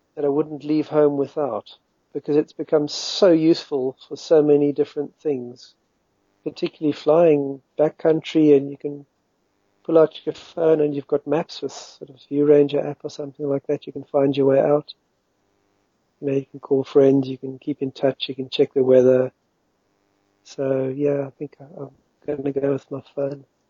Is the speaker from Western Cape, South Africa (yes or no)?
yes; Western Cape, South Africa; moved away as an adult; now in United Kingdom; I'm from South Africa. I'm currently in the UK. I've been here for seven or eight years now grew up fl- flying in the mountains, the Western Cape Mountains around Cape Town